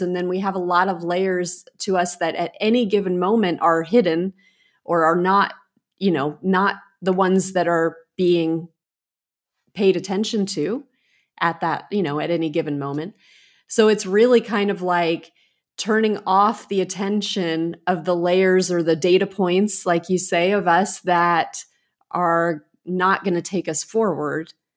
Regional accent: United States; also born or lived in England / Italy; I grew up in America

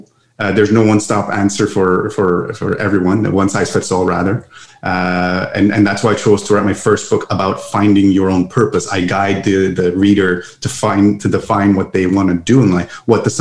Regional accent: Montreal, Quebec, Canada; English is a second language; I'm from Montreal, Canada. And that's why some of my, English words might be a little off for your listeners. I'm from the French part of Canada.

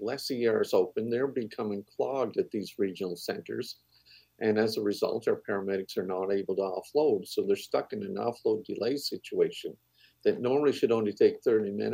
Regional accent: Cape Breton, Nova Scotia, Canada; I'm from Cape Breton

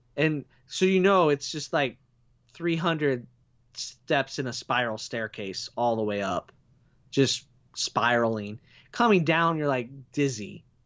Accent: United States; people identified me as an American

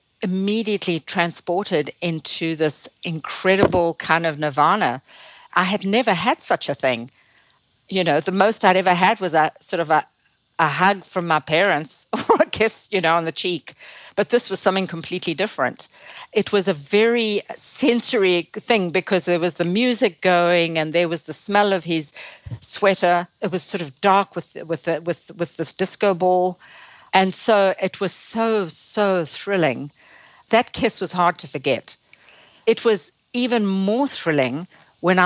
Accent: Zimbabwe; accent: Zimbabwean; now in Ojai, United States; my Zimbabwean background still makes itself felt through my accent, which has never disappeared

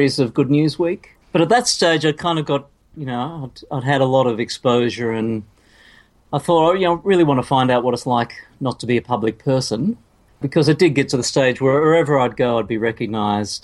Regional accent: Hobart, Tasmania, Australia; I grew up in Hobart

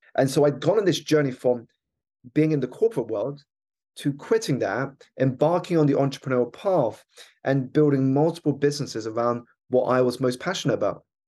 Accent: United Kingdom; my background is I was born here in the United Kingdom. to two Malaysian Chinese parents who had emigrated here for a better life

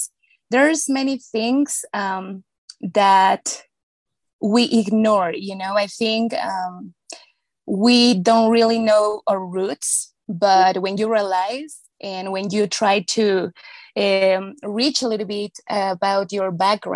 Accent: Mexico; I was born in Mexico

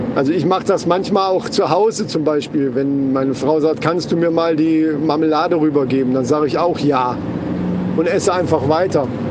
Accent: Kassel, Hesse, Germany; bei uns in Kassel

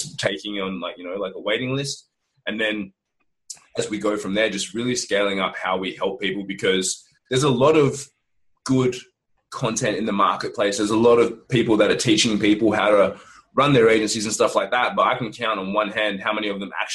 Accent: Australia; we're Australian

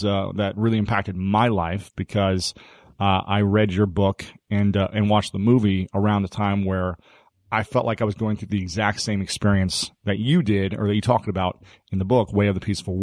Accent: Delaware, Ohio, United States; And I'm from Ohio. I'm from Delaware, Ohio.

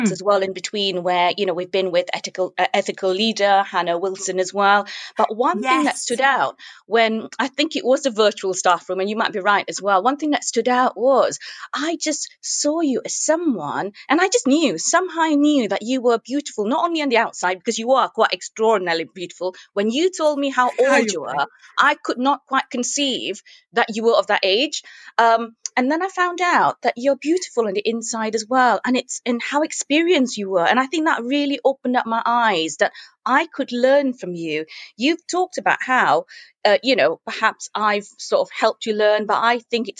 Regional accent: Singapore; moved away as an adult; also born or lived in Manchester, England; now in England; I was born in Singapore. I grew up in Singapore, though I've lived in England now longer than I've lived in Singapore.

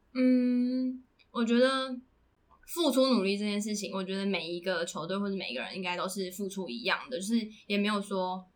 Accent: Puli, Nantou County, Taiwan; moved away; 如果我在普里长大的话

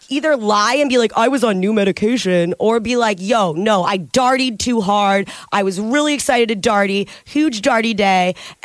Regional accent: Detroit, Michigan, United States; I grew up in the Detroit area

